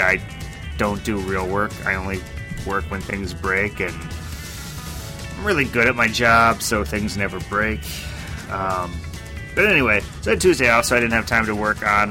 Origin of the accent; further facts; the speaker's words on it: United States; I'm American